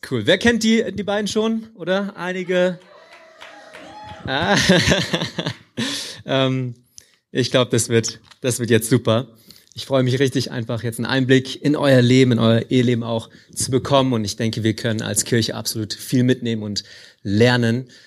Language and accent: German; Hanover, Lower Saxony, Germany; Ich bin Hannoveraner